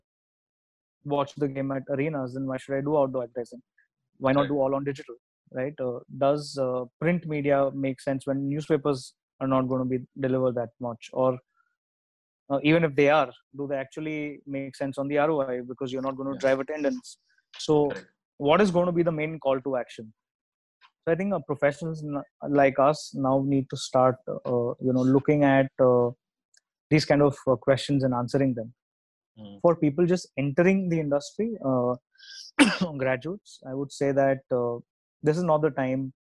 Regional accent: India; Out here, as the Indian society

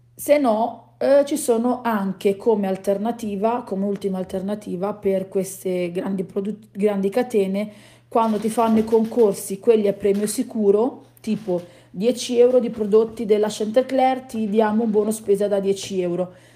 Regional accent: Southern Italy, Italy; noi che siamo terroni

